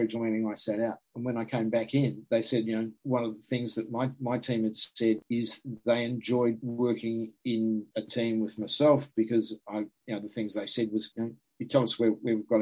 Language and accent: English; New Zealand; I was from New Zealand